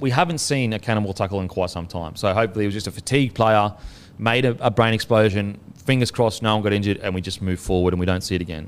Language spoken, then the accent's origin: English; Queensland, Australia; being a Queenslander myself. Um, you know, I, I, being a Queenslander growing up there, I have a connection to it